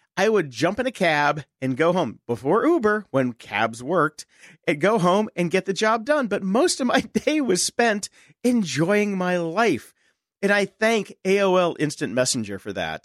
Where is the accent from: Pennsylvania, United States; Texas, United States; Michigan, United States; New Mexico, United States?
Pennsylvania, United States; Pittsburgh; my hometown of Pittsburgh, Pennsylvania